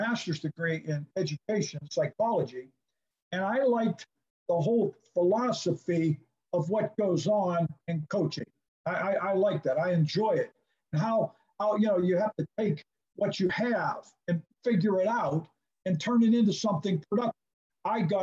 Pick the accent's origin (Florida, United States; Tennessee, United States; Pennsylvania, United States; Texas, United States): Pennsylvania, United States; Pittsburgh; when I was a kid growing up in Pittsburgh